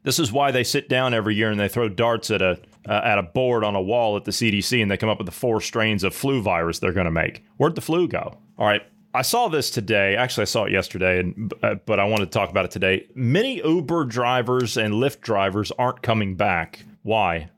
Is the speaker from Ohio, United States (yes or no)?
yes; Ohio, United States; moved away; The state of Ohio, where I'm from